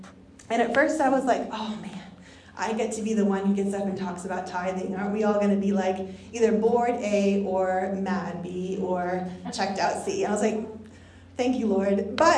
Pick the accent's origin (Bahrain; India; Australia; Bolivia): Bolivia; so I grew up overseas in Bolivia, and there was this festival called Alasitis